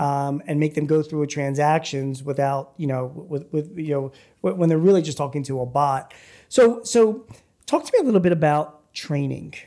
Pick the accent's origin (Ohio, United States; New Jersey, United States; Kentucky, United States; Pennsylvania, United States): Pennsylvania, United States; Philadelphia; I'm from Philly